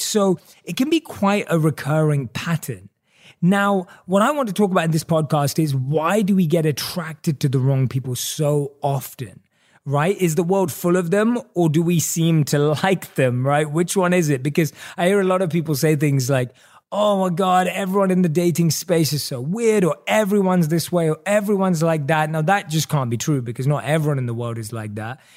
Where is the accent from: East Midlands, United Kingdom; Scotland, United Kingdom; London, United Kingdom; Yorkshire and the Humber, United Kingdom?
London, United Kingdom; moved away as an adult; also born or lived in New York / Los Angeles; Growing up in London, England, we were brought up on American television.